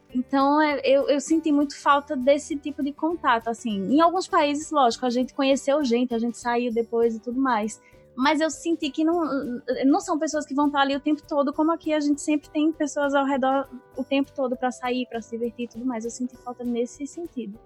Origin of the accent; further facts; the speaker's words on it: Northeast Brazil, Brazil; Eu que sou daqui, do Nordeste